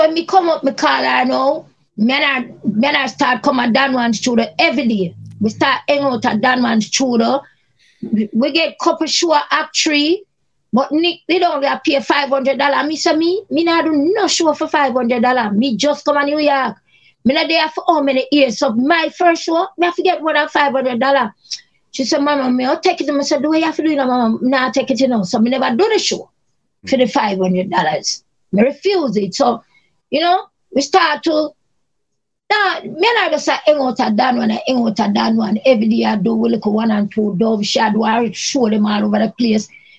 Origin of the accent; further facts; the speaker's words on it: Cape Town, Western Cape, South Africa; Me and Charmian stand up and mind our own business. We are from Cape Town.